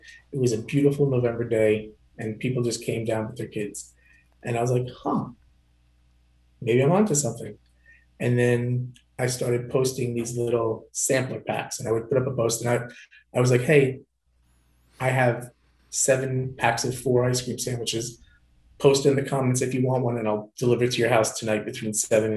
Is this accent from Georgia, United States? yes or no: no; Long Island, New York, United States; I'm from Long Island and I sell medical supplies.